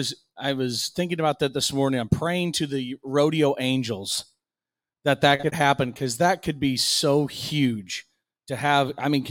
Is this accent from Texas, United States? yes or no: no; Sidney, Iowa, United States; my hometown, my heart and soul, Sydney, Iowa.